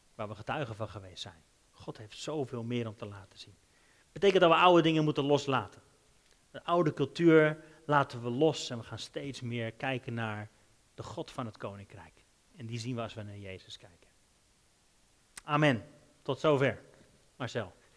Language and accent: Dutch; Netherlands; als Hollanders